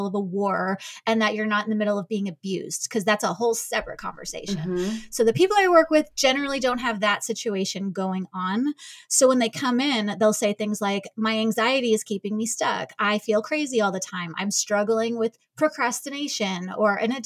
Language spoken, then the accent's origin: English; New York, United States; now in Kansas City, United States; I'm from New York, but I am out of Kansas City now